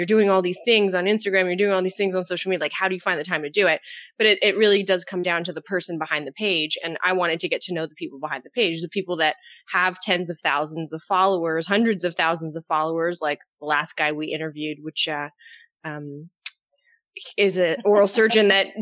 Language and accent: English; Canada; I'm Canadian, and so I'm the first Canadian dental hygienist to have a podcast.